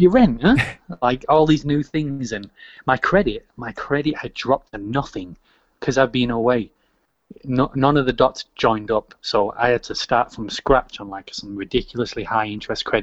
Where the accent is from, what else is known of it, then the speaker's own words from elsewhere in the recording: Manchester, North West England, United Kingdom; moved away as an adult; also born or lived in Vancouver, Canada; I'm always from Manchester, obviously, I'm born here